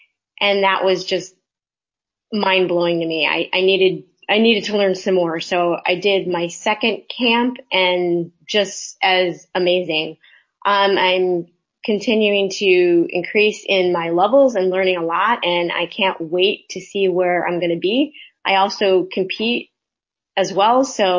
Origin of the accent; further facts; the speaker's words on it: Redondo Beach, California, United States; I'm from Redondo Beach, California.